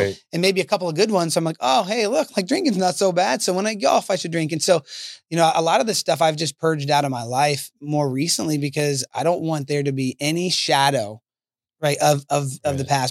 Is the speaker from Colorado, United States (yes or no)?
yes; Colorado, United States; moved away; I'm from Colorado